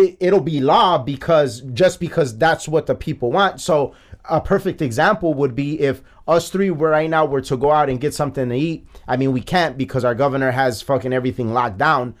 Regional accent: Chicago, Illinois, United States; I am from the Gage Park neighborhood of Chicago

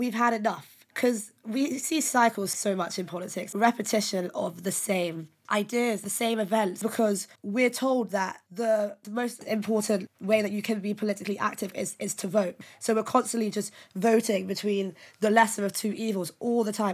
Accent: Nigeria; I'm Nigerian

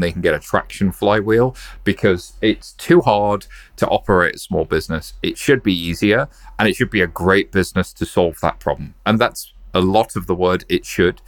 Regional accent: United Kingdom; I'm just a British guy

